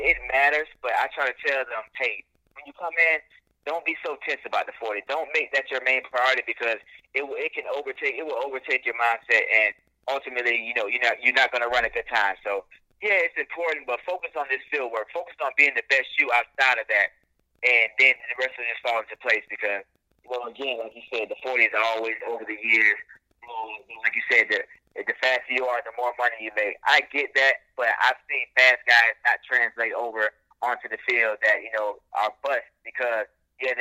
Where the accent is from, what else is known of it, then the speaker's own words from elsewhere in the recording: Largo, Florida, United States; me and my father had our own sports bar back in my hometown, Laurel, Florida